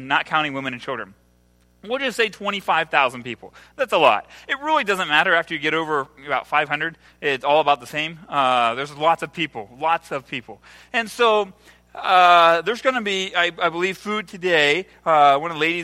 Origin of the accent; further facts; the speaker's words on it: Ohio, United States; now in El Salvador; I'm from Ohio